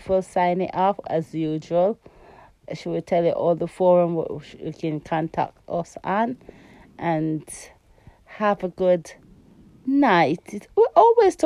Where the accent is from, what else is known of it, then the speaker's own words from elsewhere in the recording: Tamworth, West Midlands, United Kingdom; we're from Tamworth.